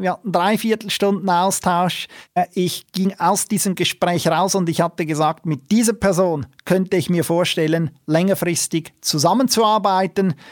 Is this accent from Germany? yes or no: no; Switzerland; bei uns in der Schweiz